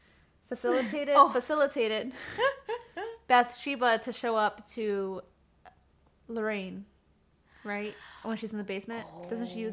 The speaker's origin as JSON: {"language": "English", "region": "Midwest", "country": "United States", "said": "Because we're from the Midwest, if you can't tell."}